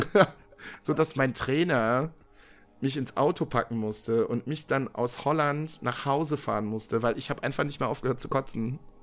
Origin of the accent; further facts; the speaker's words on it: Viersen, North Rhine-Westphalia, Germany; in meiner Heimatstadt, in der, aus der ich komme, das ist das Dorf nebenan, äh, Dülken